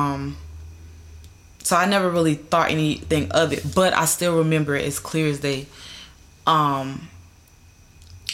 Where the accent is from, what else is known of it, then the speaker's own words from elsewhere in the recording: North Carolina, United States; moved away as an adult; now in California, United States; I'm originally from North and South Carolina. I was born in South Carolina, raised in North Carolina